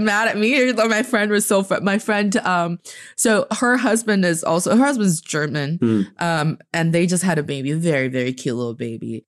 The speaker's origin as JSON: {"language": "English", "country": "China", "said": "I am from China, and I'm speaking to you from Beijing right now."}